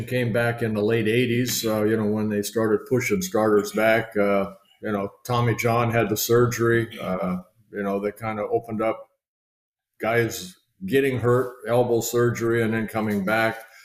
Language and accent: English; Southern California, United States; also born or lived in Netherlands / Canada; I grew up in Southern California watching Koufax